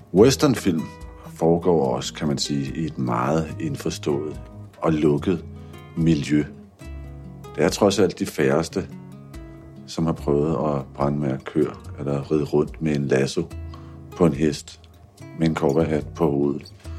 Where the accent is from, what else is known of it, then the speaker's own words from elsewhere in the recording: Copenhagen, Capital Region of Denmark, Denmark; Jeg er vokset op i København